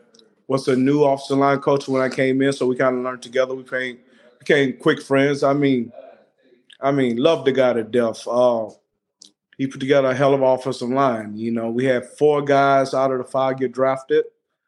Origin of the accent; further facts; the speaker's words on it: Beaumont, Texas, United States; also born or lived in Green Bay, Wisconsin; I grew up in Beaumont, Texas, East Texas, between Houston and Louisiana. I went to Beaumont Westbrook